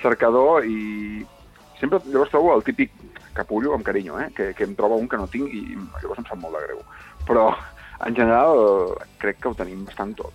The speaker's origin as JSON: {"language": "Catalan", "region": "Catalonia", "country": "Spain", "said": "som catalans"}